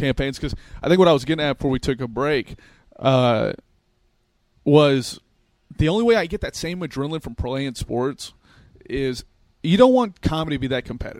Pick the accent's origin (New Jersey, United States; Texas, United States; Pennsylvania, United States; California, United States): Texas, United States; born or raised there; moved away; also born or lived in Chicago